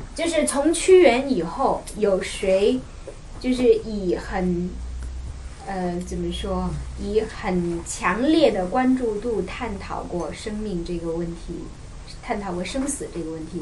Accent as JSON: {"language": "Chinese", "country": "China", "said": "我们中国人"}